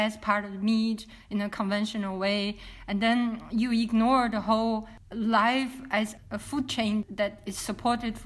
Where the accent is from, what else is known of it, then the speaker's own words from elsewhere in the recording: China; moved away as an adult; also born or lived in Rotterdam; after I left China in mid of 2000